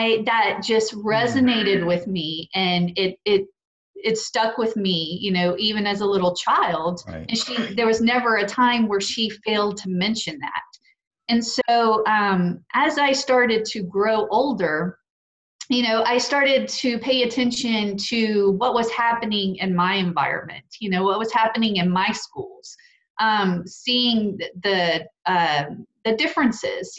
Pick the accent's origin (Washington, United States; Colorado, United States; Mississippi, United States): Mississippi, United States; Petal; growing up in Petal, Mississippi